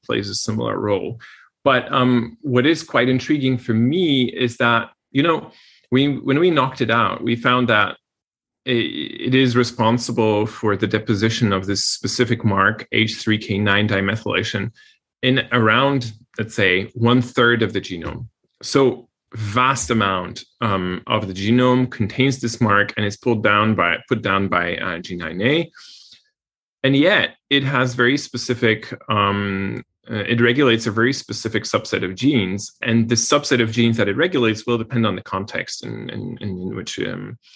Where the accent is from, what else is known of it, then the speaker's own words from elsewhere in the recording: Poland; moved away; I come from Poland